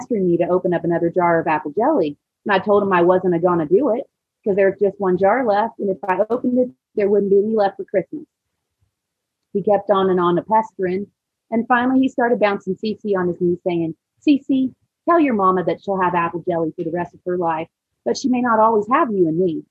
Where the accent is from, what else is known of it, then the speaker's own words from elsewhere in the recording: Siloam Springs, Arkansas, United States; also born or lived in Maui; I'm from Salem Springs, and we had an apple cider vinegar processing plant